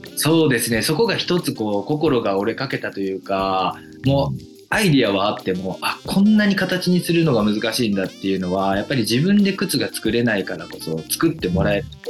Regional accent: Kyoto, Japan; もともと京都生まれ京都育ちであまり外に出ることがなかった

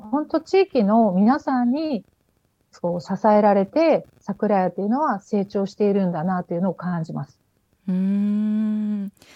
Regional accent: Takamatsu, Kagawa, Japan; 高松市で私は こ う生まれ育ってで生活をしてたんですけど

